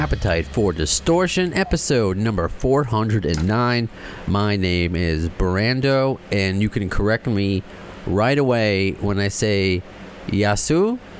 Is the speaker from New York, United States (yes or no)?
yes; Baldwin, New York, United States; Family is from Greece. We grew up together on Long Island, New York, and in Baldwin